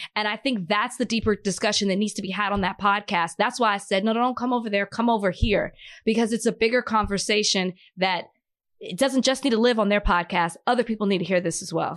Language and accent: English; Dallas, Texas, United States; I'm from Dallas